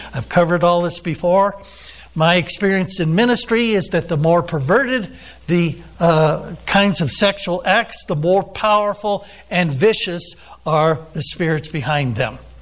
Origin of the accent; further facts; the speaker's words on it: United States; I'm an American